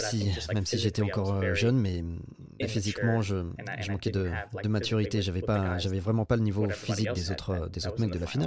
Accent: Louisiana, United States; also born or lived in Sweden; super loin de là où j'ai grandi, en Louisiane

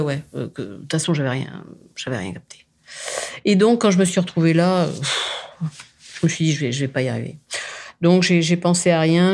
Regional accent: France; je suis française

